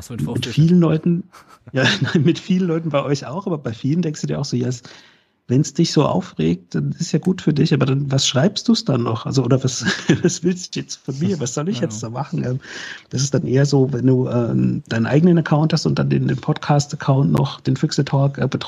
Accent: Freiburg, Baden-Württemberg, Germany; gerade als Freiburger, weil man normalerweise äh, ja, wir sind ja harmlos, uns mag ja jeder.

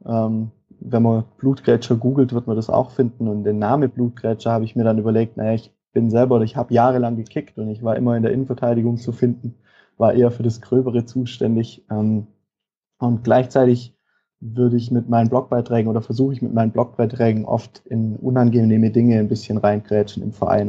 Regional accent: Tuttlingen district, southern Baden-Württemberg, Germany; ich komme aus dem Kreis Tuttlingen, also im Süden von, von Baden-Württemberg

